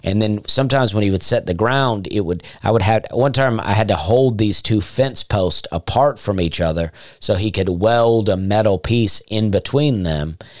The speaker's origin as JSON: {"language": "English", "region": "Alabama", "country": "United States", "tie": "born or raised there", "moved": "yes", "said": "I grew up in Alabama"}